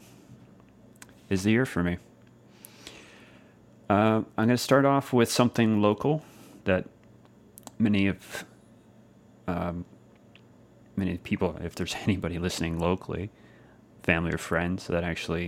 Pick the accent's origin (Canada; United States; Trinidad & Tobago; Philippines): Canada; Clarenville, Newfoundland and Labrador; Clarenville, Newfoundland, Canada, of course, my hometown